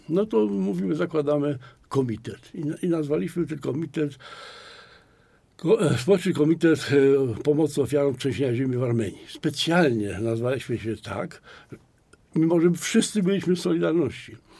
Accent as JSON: {"language": "Polish", "town": "Poznań", "region": "Greater Poland", "country": "Poland", "said": "u nas w Poznaniu"}